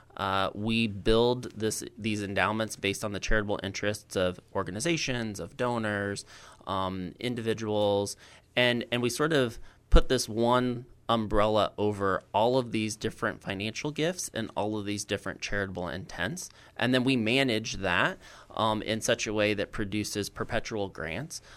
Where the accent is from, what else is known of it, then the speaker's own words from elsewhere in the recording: Roseville, Illinois, United States; I'm originally from Roseville